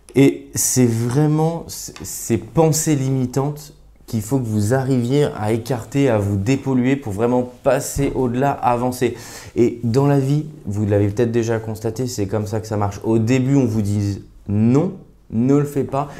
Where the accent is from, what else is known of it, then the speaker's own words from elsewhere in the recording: Grenoble, Auvergne-Rhône-Alpes, France; now in Paris, France; je suis originaire de Grenoble, je vis aujourd'hui à Paris